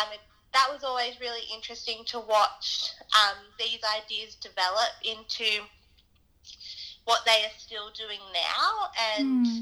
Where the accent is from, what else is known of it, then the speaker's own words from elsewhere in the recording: Sydney, New South Wales, Australia; I grew up in Sydney, New South Wales